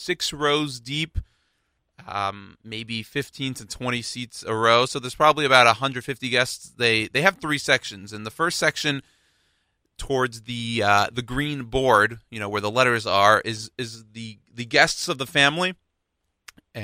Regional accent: Houston, Texas, United States; I'm from Houston, Texas

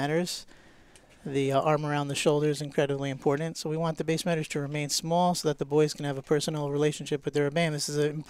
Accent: Teaneck, New Jersey, United States; I grew up here in Teaneck. I moved here in 1981 with my parents

